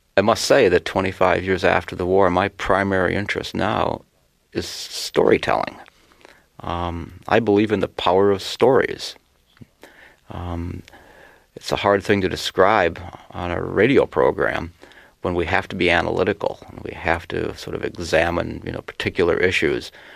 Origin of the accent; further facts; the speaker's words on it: Worthington, Minnesota, United States; I grew up in a little town called Worthington, Minnesota, population 10,000